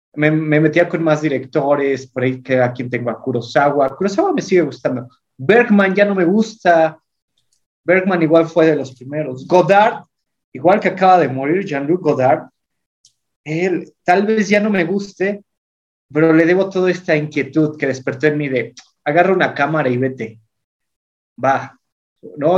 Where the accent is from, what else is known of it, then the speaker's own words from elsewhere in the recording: Singuilucan, Hidalgo, Mexico; aquí en mi pueblo, en Singilucan, eh, no había metaleros o cosas góticas